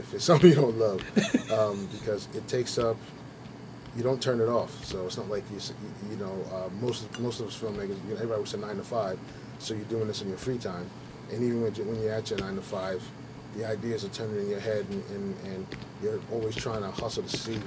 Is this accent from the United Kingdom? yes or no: no; New York City, New York, United States; I grew up in, I grew up in Brooklyn. Brooklyn in the 80s, and New York in the 80s